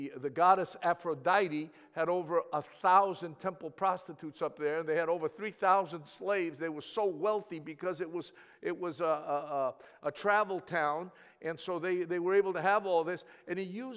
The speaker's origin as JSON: {"language": "English", "town": "Thessaloniki", "region": "Central Macedonia", "country": "Greece", "tie": "born or raised there", "first_language": "Greek", "second_language": "English", "said": "I was born in the city of Thessaloniki"}